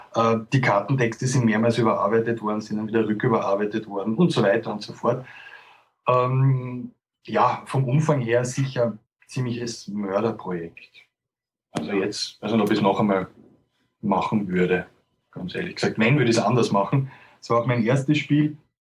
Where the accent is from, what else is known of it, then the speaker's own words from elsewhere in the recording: Austria; als Österreicher